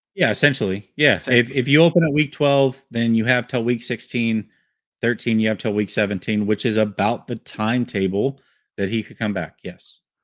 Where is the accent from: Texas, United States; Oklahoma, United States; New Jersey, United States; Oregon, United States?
Oregon, United States; Portland; I grew up in Portland, Oregon.